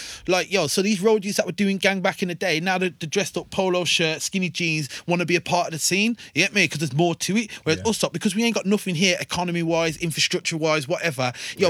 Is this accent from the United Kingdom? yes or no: yes; Wolverhampton, West Midlands, United Kingdom; I can say I'm from Wolves to someone.